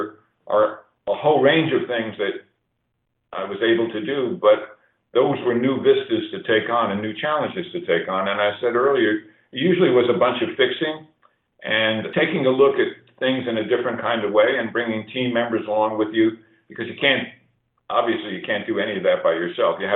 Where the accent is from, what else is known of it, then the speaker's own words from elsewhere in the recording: New York City, New York, United States; moved away; also born or lived in Colorado Springs; my early days of growing up in New York City, really a street kid with a you know a lower income family.